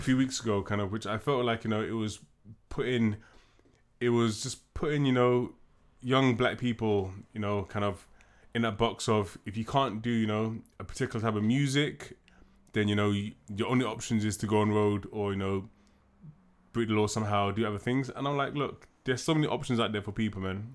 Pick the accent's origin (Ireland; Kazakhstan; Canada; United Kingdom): United Kingdom; we're black, we're British